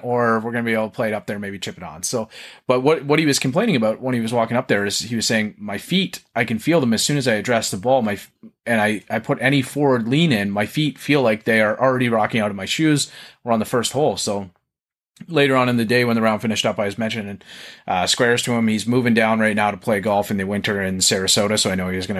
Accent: Canada; accent: Canadian; my Canadian accent.

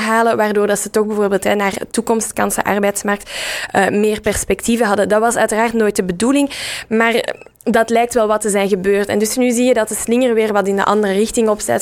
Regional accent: Dilbeek, Flanders, Belgium; ik heb eh, zelf op school gezeten in Dilbeek, dus in de, in de rand rond Brussel. waar je ook hoort aan mijn accent.

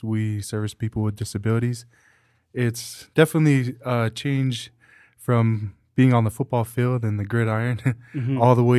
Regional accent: Glendale, United States; If I'm going more so where I grew up in Glendale, it's Nolisi's, the Tongan restaurant down there.

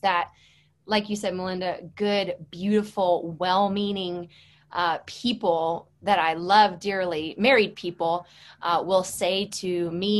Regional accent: St. Louis, Missouri, United States; moved away as an adult; now in Oxford, Mississippi, United States; I am originally from St. Louis, Missouri

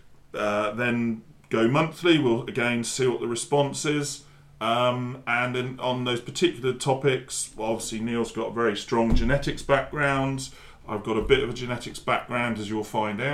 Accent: near Frome, South West England, United Kingdom; also born or lived in North Dorset; Myself as a former dairy farmer, growing up near Froome

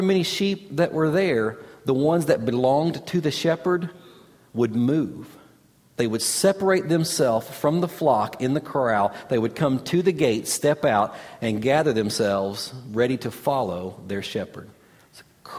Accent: Kentucky, United States; growing up in Kentucky

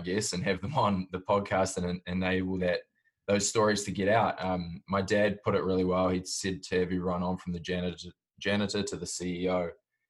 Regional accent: Auckland, New Zealand; moved away as an adult; also born or lived in Jakarta, Indonesia / Southeast Asia; now in United States; I grew up, I was born in Auckland, New Zealand, and then through dad's work, I moved out to Jakarta in Indonesia and bounced around the Southeast Asia sort of area.

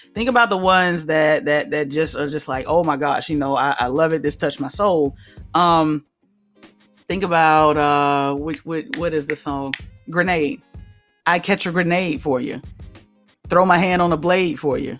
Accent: Alabama, United States; I grew up in Alabama.

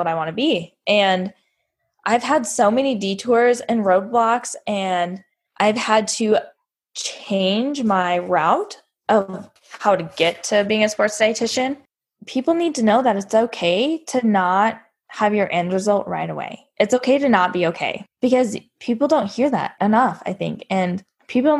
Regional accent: Billings, Montana, United States; So I grew up in Montana, Billings. I went through high school there.

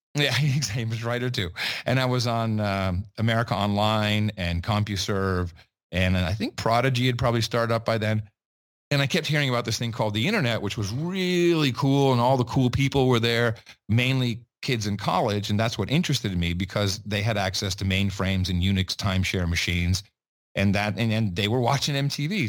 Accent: Amsterdam, North Holland, Netherlands; also born or lived in West Virginia; I grew up in Amsterdam

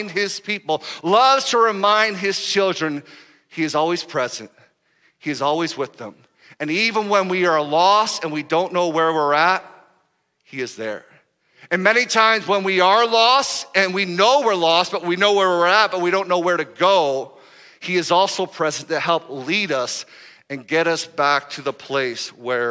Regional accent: United States; we're from America

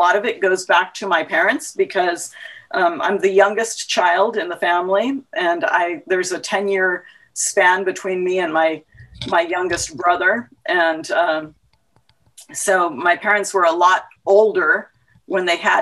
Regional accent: San Diego, California, United States; I was born in San Diego, California

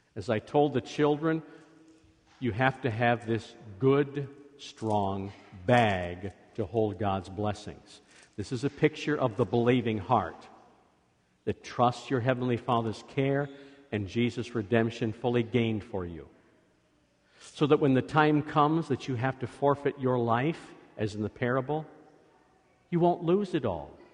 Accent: Scotland, United Kingdom; I am Scottish

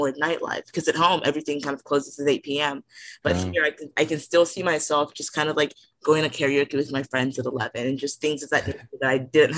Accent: Nigeria; now in United States; So my whole life, just being in America, I was originally immigrated from Nigeria.

